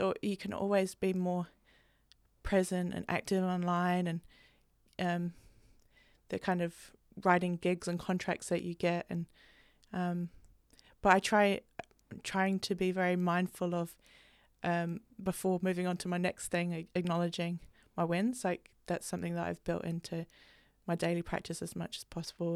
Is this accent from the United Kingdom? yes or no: yes; England, United Kingdom; growing up, especially growing up in England